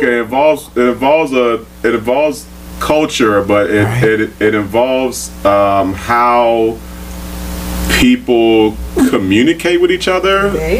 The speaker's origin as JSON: {"language": "English", "region": "California", "country": "United States", "moved": "yes", "lives_now": "Maryland, United States"}